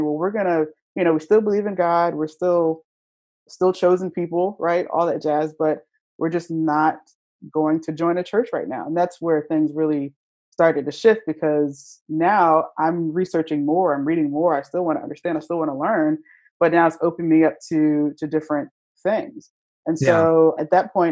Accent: Virginia, United States; moved away as an adult; now in Philadelphia, United States; I was from Virginia

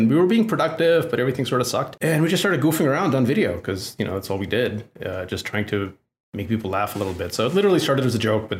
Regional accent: Russia; English is a second language; as a little kid growing up in the Soviet Union, 80% of the people I knew were named either Alex or Natasha.

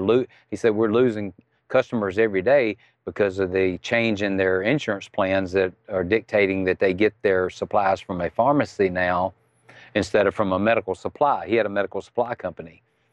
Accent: Mississippi, United States; accent: Southern; I'm from Mississippi.

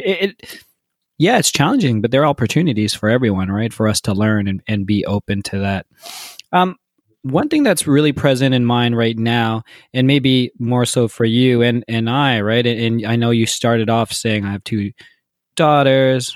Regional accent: Toronto, Ontario, Canada; I'm born and raised in Toronto, so I'm really I'm really proud

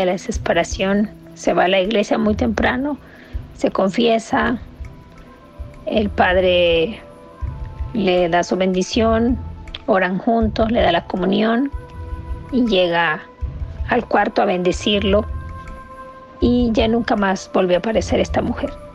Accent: Nicaragua; moved away

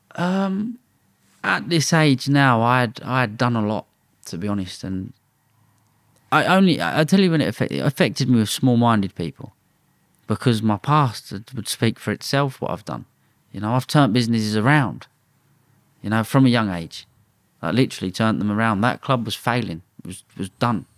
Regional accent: London, United Kingdom; I'm from London. But I was born in Redbridge

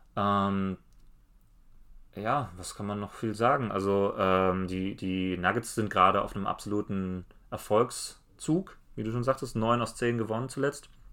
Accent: Germany; wir als Deutsche

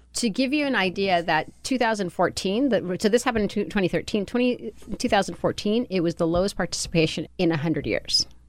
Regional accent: California, United States; also born or lived in Colombia; I grew up in California under Pete Wilson

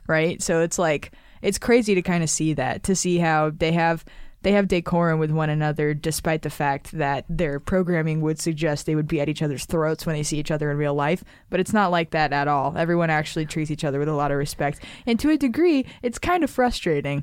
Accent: Nevada, United States; I'm from Nevada

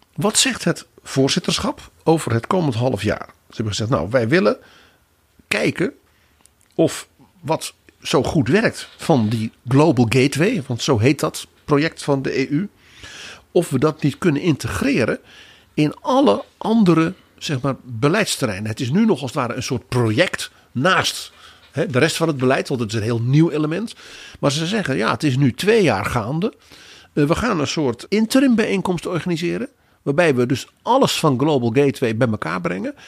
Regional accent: Netherlands; ons als Hollanders

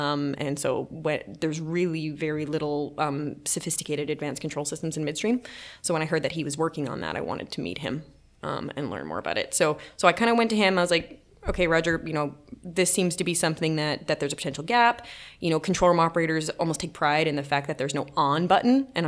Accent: Atlantic Canada, Canada; now in Calgary, Canada; So I moved to Calgary from the East Coast of Canada and, yeah, I started working for natural gas distribution.

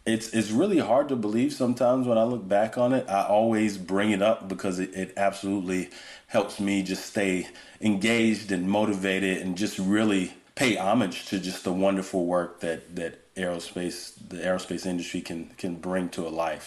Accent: Georgia, United States; moved away as an adult; now in California, United States; I grew up on the on the East Coast, really in the South, in Georgia

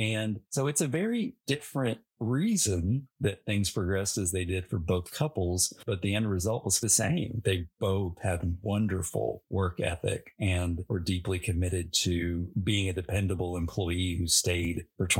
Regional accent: the South, United States; born or raised there

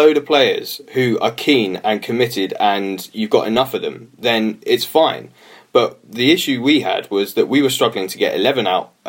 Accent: London, United Kingdom; moved away as an adult; also born or lived in Liverpool; I'm from London, grew up just around the corner from Highbury, but my dad was from Merseyside.

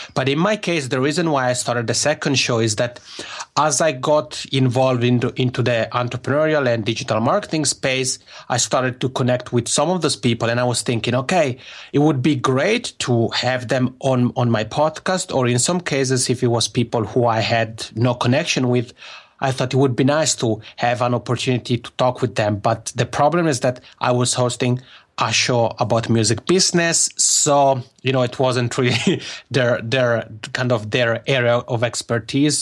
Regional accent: Locarno, Ticino, Switzerland; accent: Macaroni accent; first language Italian; English is a second language; moved away as an adult; now in Helsinki, Finland; my hometown in Switzerland called Locarno

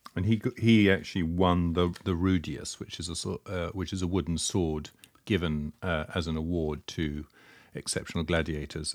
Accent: United Kingdom; accent: Britannic; my dreadful Britannic accent

